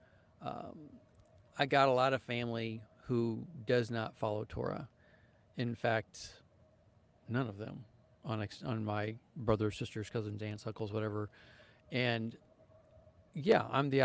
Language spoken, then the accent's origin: English; St. Louis, Missouri, United States; moved away as an adult; also born or lived in Costa Rica; now in Arkansas, United States; we live down in Arkansas now and we are from the St. Louis area